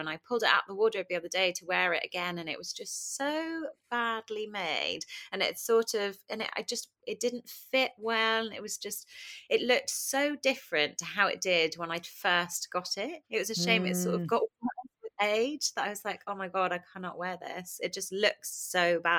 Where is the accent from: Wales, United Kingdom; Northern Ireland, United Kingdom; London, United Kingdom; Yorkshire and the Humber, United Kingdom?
London, United Kingdom; Kingston upon Thames; I grew up in Kingston, southwest London